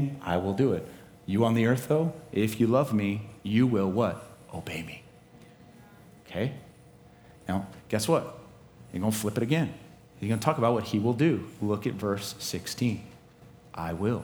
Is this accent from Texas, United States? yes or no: yes; Dallas, Texas, United States; I'm from Dallas